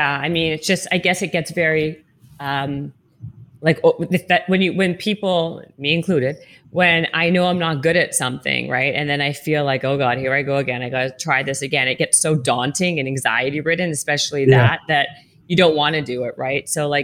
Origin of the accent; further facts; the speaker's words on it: Canada; now in Los Angeles, United States; It was super cool coming from Canada. And then I moved from Canada